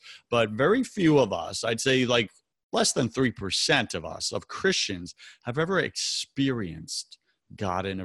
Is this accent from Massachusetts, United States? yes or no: no; New York, United States; now in Tampa, United States; I'm from New York